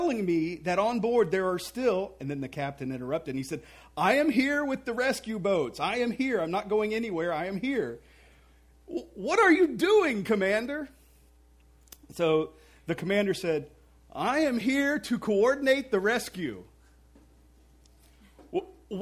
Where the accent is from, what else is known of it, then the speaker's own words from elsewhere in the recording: Mississippi, United States; I grew up in Mississippi